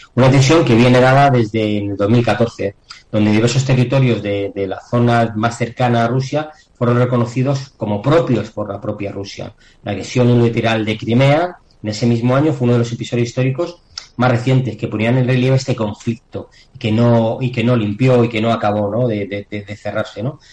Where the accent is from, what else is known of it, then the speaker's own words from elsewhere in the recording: Spain; tenemos en España tenemos algo más de suerte porque somos el sur de Europa